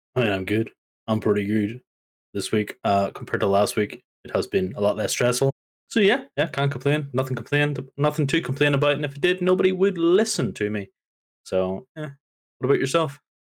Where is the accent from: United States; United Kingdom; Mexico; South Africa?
United Kingdom; Northern Ireland; I am from Northern Ireland, and my country does not like snow